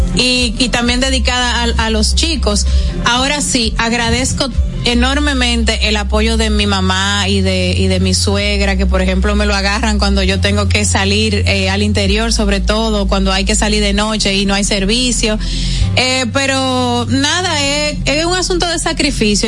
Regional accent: Dominican Republic; como dominicana

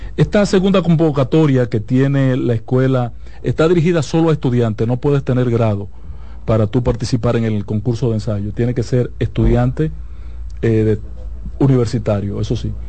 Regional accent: Santiago, Dominican Republic; yo soy un aldeano de Santiago y poco ilustrado.

